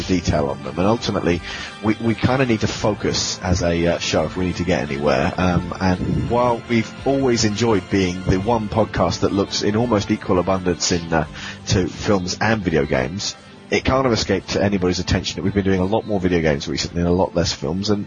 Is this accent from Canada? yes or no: no; England, United Kingdom; accent: British; we're English. Yeah, we're British.